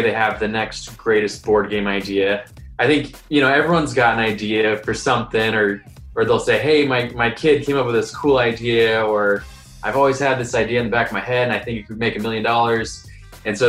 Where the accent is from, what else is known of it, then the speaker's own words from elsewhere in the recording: Columbus, Ohio, United States; I am from Columbus, Ohio